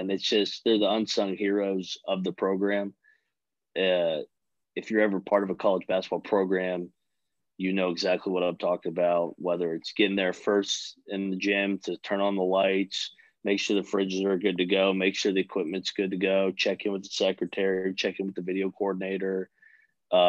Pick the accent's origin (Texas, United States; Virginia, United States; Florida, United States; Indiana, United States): Virginia, United States; Fairfax; moved away as an adult; I'm from Fairfax